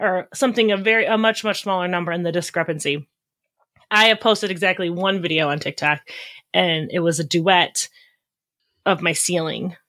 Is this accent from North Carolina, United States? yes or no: no; Wisconsin, United States; I'm from Wisconsin